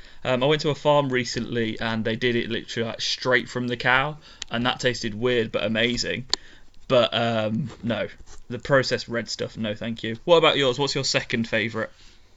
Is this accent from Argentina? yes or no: no; United Kingdom; And it's very strange because I'm very British overall.